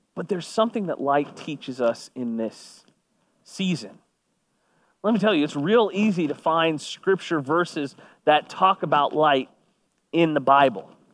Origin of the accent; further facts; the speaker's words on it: Kingwood, Texas, United States; I grew up on the San Jacinto River